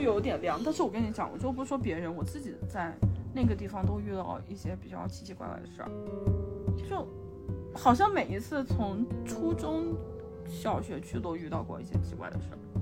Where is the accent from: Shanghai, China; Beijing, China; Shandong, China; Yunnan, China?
Yunnan, China; 我们在云南拜拜的纸钱